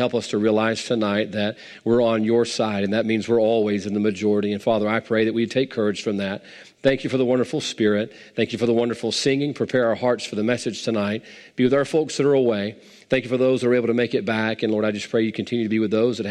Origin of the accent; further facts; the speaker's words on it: United States; I'm an American